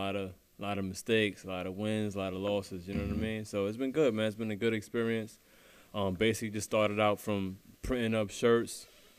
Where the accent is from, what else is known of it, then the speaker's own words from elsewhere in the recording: New York City, New York, United States; I'm from Brownsville, man.